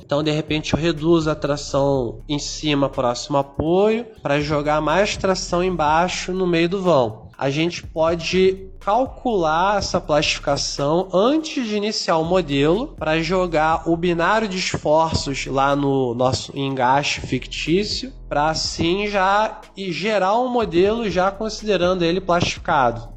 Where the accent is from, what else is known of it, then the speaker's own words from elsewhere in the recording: Rio de Janeiro, Brazil; accent: carioca; moved away as an adult; now in Maranhão, Brazil; eu tenho sotaque diferenciado porque eu sou carioca da gema, então peço desculpa aí pelo chiado excessivo